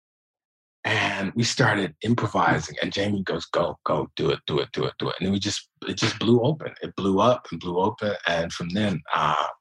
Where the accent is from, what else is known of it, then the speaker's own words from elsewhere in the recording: Detroit, Michigan, United States; I'm from Detroit